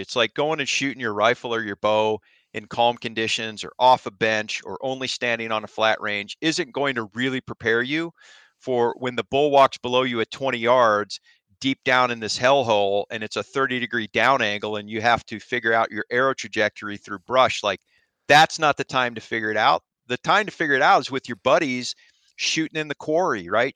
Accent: Ohio, United States; moved away as an adult; I grew up in Ohio like I said, self-taught archery hunter for whitetail

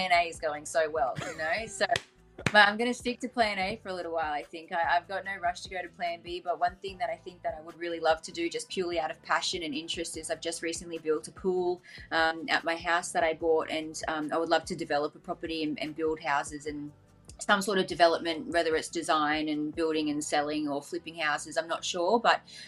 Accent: Gold Coast, Queensland, Australia; I'm from the Gold Coast, which is in Queensland

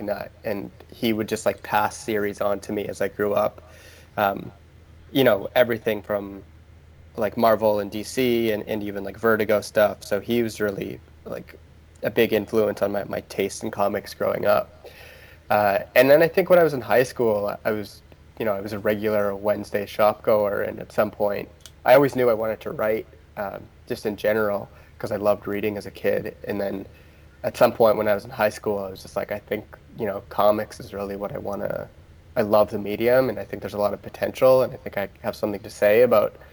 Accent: Ontario, Canada; So I'm from Canada, and I grew up in Ontario

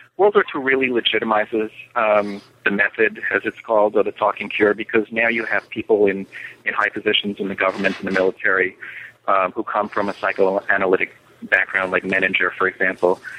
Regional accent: New York, United States; now in Miami, United States; I live um, in Miami most of the year, but I, I, I spend summers in New York City. Um, and I grew up in New York

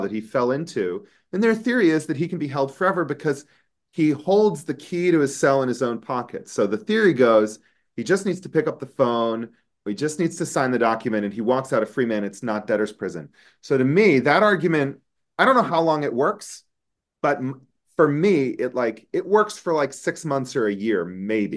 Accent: United States; an American attorney and law professor

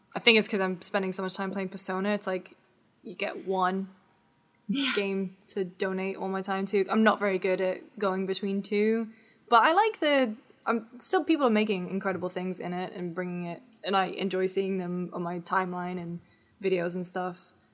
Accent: United Kingdom; now in United States; as a Brit

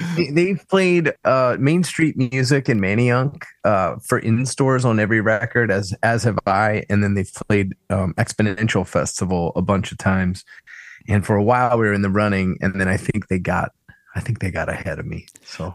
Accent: Philadelphia, Pennsylvania, United States; I grew up in Roxborough

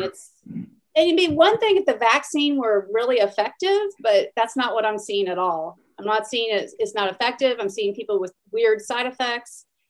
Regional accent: Atlanta, Georgia, United States; moved away as an adult; also born or lived in Stanford, California; now in Houston, United States; I grew up in Atlanta

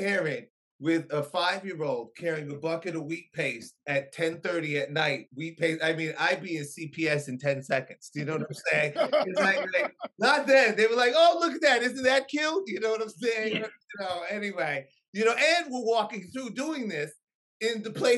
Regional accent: New York City, New York, United States; also born or lived in SoHo, New York City; I was born, yes, I was raised in Hell's Kitchen, New York City.

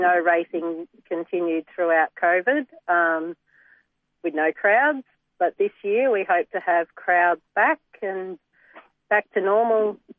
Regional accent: Geelong, Victoria, Australia; moved away; I'm from Geelong originally.

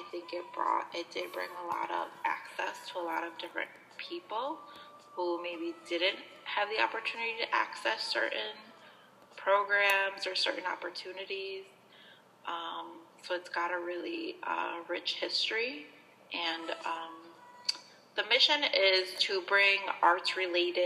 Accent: Aurora, United States; also born or lived in Wasco, California; I've grown up in Aurora my whole life

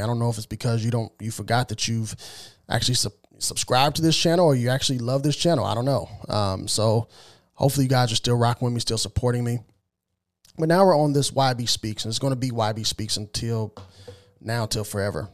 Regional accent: Southern Illinois, United States; moved away as an adult; also born or lived in small farm town west of Springfield, Illinois / Boston suburbs, Massachusetts; now in Tennessee, United States; that's where I was raised for the majority of my life till I was about twenty years old, and I moved out of Southern Illinois

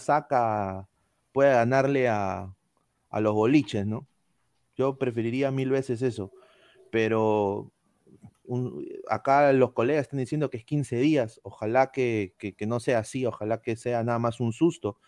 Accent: Peru; now in United States; nuestros compatriotas nacionales

